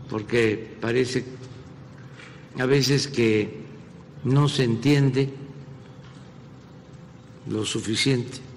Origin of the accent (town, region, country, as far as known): Mexico